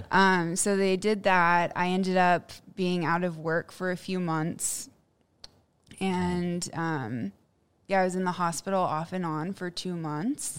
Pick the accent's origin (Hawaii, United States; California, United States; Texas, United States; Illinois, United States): Texas, United States; Plano; also born or lived in Houston, Texas; I grew up in Plano, and I had a pretty normal upbringing